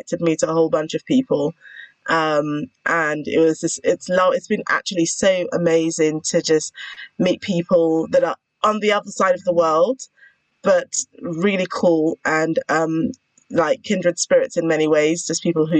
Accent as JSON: {"language": "English", "country": "United Kingdom", "said": "I am a lawyer, a British lawyer. So I don't use the term attorney. I'm a British lawyer"}